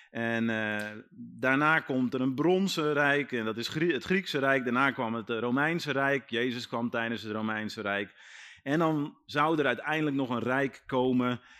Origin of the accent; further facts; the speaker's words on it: Netherlands; wij als Nederlanders